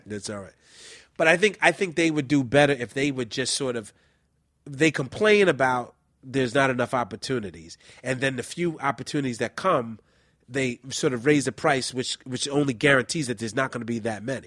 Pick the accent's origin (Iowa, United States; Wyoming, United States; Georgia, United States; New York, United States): New York, United States; New York City; I'm originally from the Bronx. I'm from the Soundview section of the Bronx.